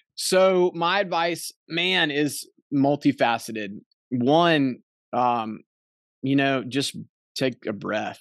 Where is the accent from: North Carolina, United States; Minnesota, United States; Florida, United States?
North Carolina, United States; we're from North Carolina